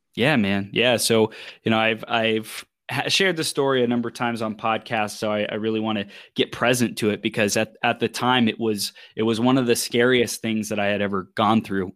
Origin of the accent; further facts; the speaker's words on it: Chino, California, United States; I was born in Southern California. And I grew up in, in Chino, in the Inland Empire